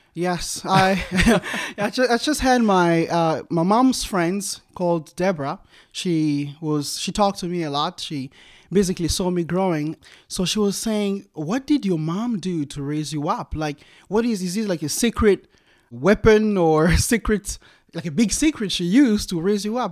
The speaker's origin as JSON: {"language": "English", "country": "DR Congo", "tie": "born or raised there", "moved": "as an adult", "lives_now": "United States", "said": "growing up in the Congo was a total different animal"}